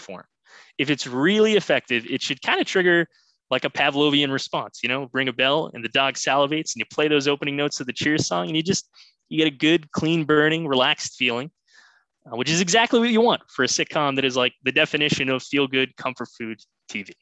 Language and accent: English; Boston, Massachusetts, United States; I am from Boston